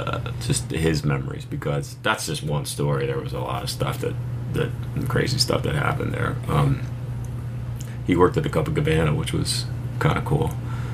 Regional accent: Philadelphia, Pennsylvania, United States; Well, I'll tell you, I grew up in Philly. So, honestly, coming to New York, I felt way safer.

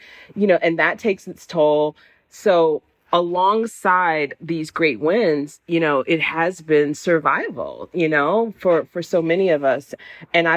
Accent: Jacksonville, Florida, United States; now in Pittsburgh, United States; I was living here in Pittsburgh, where I'm not from here. I'm from the South. And I think I call it nostalgia, not homesickness, because I didn't necessarily miss Jacksonville

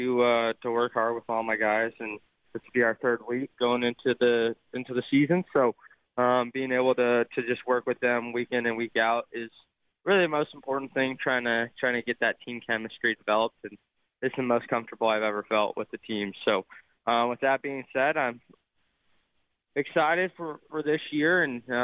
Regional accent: Las Vegas, Nevada, United States; Las Vegas, my hometown

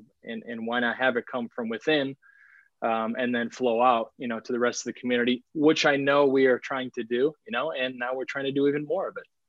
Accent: Milwaukee, Wisconsin, United States; I was from Milwaukee and I grew up

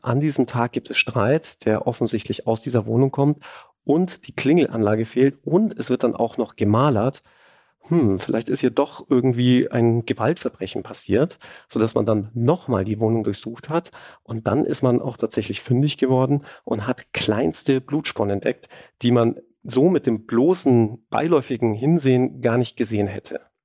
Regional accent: Germany; ich als Deutscher

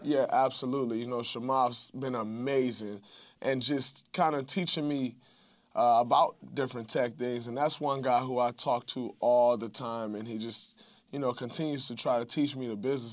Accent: Saginaw, Michigan, United States; moved away; going back to my hometown of Saginaw

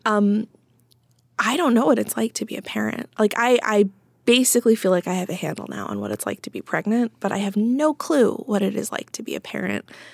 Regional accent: Midwest, United States; now in East Coast, United States; I am a Midwesterner who now lives in the East Coast

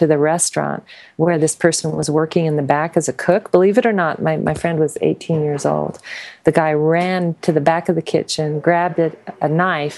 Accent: the West, United States; I was, you know, going along as an American girl. I grew up in the West. I'm kind of a cowgirl

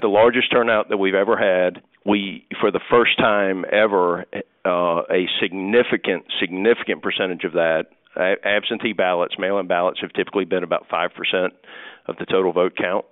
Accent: United States; I'm an American

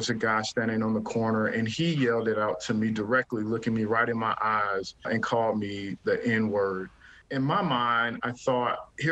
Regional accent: Atlanta, Georgia, United States; moved away; I'm from Atlanta, Georgia. Actually went to the same high school as Martin Luther King

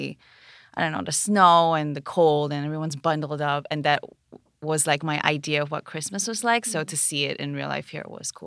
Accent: Kuala Lumpur, Malaysia; moved away as an adult; now in United States; I'm from Malaysia, Kuala Lumpur, Malaysia.

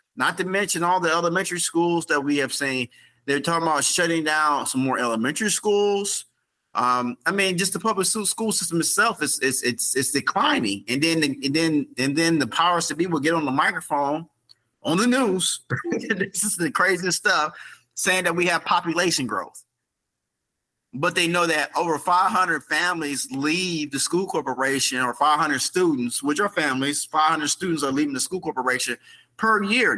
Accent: South Bend, Indiana, United States; this is my hometown. This is where I live. This is where I'm raising my son at right now. This is where I was raised

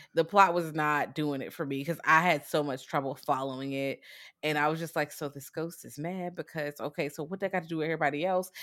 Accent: United States; I'm American

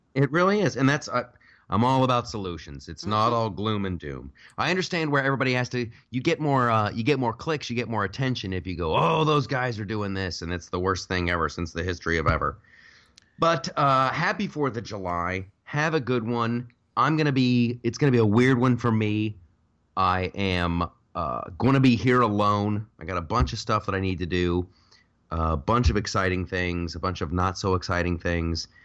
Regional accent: United States

